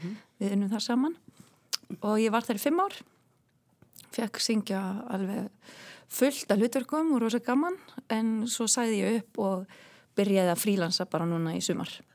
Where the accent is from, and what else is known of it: Westfjords, Iceland; accent: Westfjords; moved away; also born or lived in Germany